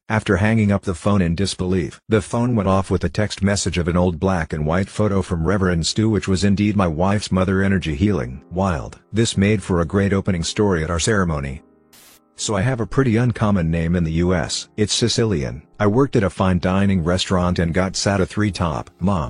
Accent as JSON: {"language": "English", "region": "West Virginia", "country": "United States", "tie": "born or raised there", "said": "I grew up in West Virginia, right on the Ohio border."}